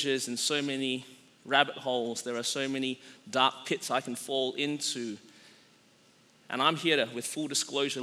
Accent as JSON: {"language": "English", "country": "Australia", "tie": "born or raised there", "said": "growing up in Australia and being like a relatively small country population-wise"}